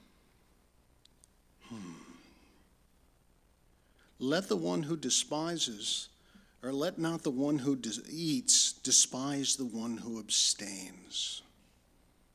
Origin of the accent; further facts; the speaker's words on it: Lansing, Michigan, United States; also born or lived in Detroit, Michigan; I was born in Detroit and raised in Lansing